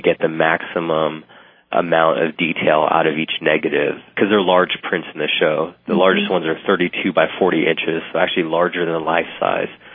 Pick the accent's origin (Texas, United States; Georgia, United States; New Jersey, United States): Texas, United States; San Antonio; in San Antonio, my hometown